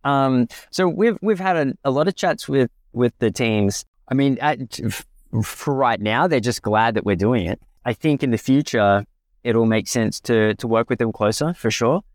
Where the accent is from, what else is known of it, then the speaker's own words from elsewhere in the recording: Australia; as an Australian financial planner